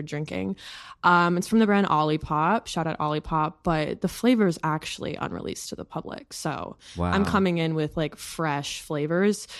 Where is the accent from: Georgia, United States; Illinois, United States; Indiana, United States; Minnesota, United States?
Minnesota, United States; now in New York, United States